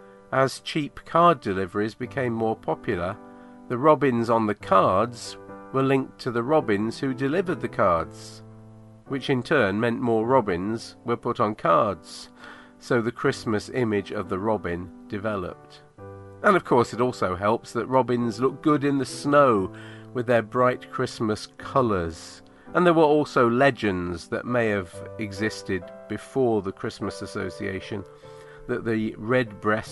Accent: United Kingdom; also born or lived in Manchester; being British and the age I am

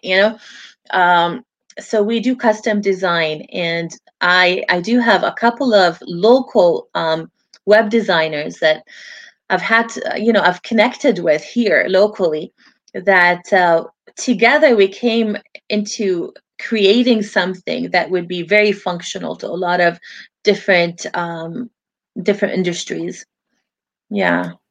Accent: Vancouver, British Columbia, Canada; also born or lived in Lebanon; I grew up here in Vancouver. It has been my home all my life

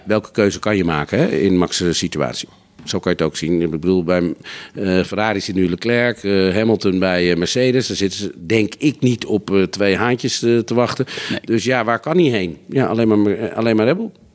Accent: Netherlands; als Nederlanders

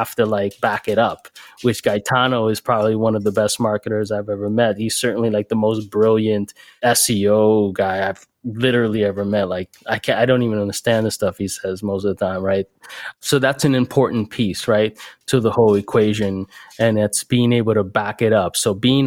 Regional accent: Miami, Florida, United States; moved away as an adult; also born or lived in Bay Area / New York City; I'm based in Miami now. I'm from Miami originally, but I went out to the Bay Area and New York City and a couple other areas back in the day

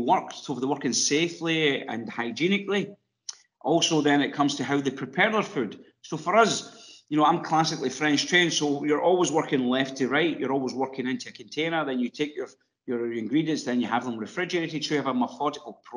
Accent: Ireland; accent: Irish; moved away as an adult; my accent probably gives it away. I lived in Ireland for 24 years.

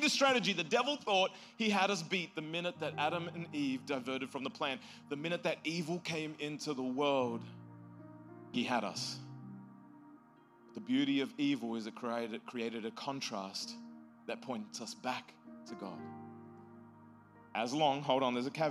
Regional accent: Australia; moved away; I'm from Australia.

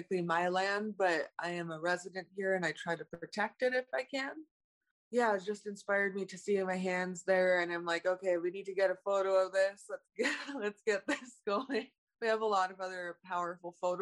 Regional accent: Toronto, Ontario, Canada; I grew up in Toronto, born here

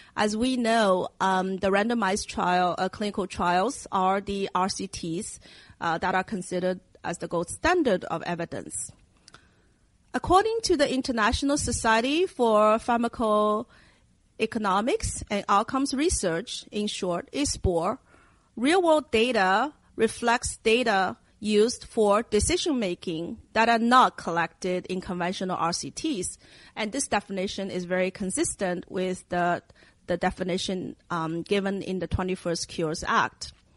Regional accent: Shanghai, China; moved away; I grew up in Asia in my hometown of Shanghai, and it's a city in China

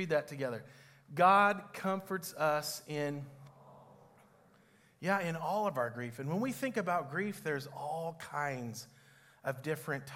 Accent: Cherokee, Kansas, United States; moved away; also born or lived in Olathe, Kansas; where where I grew up in Cherokee

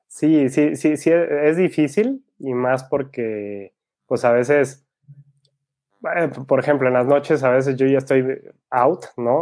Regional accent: Guadalajara, Jalisco, Mexico; Soy de Guadalajara, México

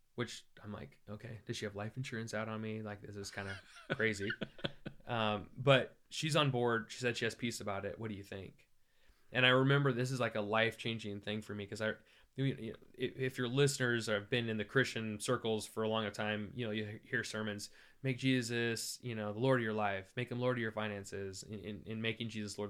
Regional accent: Iowa, United States; I grew up in Iowa

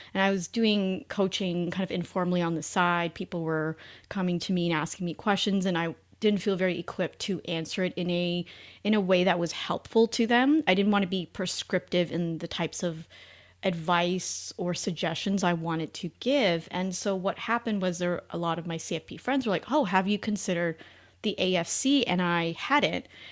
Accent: Canada; moved away as an adult; now in United States; I'm originally Canadian, met my husband in the U S

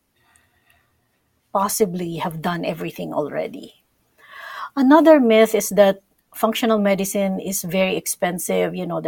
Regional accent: Philippines; moved away; I'm from the Philippines

